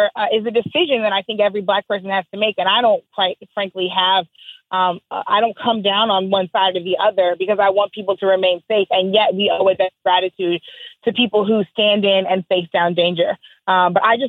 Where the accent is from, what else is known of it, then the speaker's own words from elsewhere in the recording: St. Louis, Missouri, United States; Growing up in St. Louis, being told I was too far south when I was pumping gas in St. Louis City